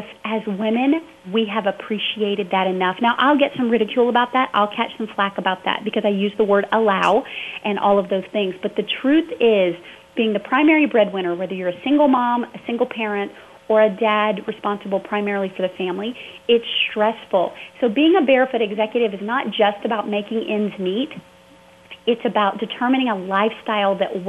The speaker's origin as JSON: {"language": "English", "region": "the South", "country": "United States", "tie": "born or raised there", "said": "I was raised in the South, first of all, very evangelical background"}